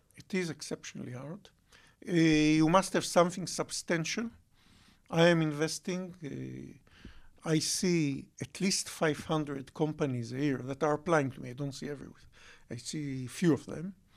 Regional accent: Bat Yam, Tel Aviv District, Israel; also born or lived in Holon; I grew up, uh, in Batiam and Jolón

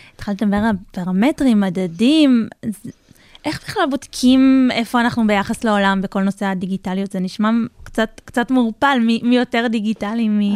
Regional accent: Lehavim, Southern District, Israel; אני גדלתי בלהבים, זה בין אה, רהט ללקיה

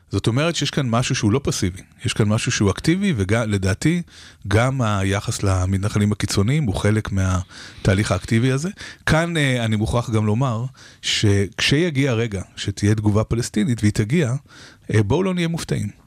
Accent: Israel; ישראלים, אנחנו אוהבים את ישראל

